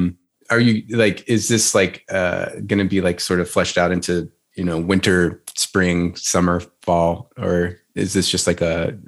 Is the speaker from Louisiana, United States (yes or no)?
yes; Louisiana, United States; now in Nashville, United States; I'm from Louisiana originally.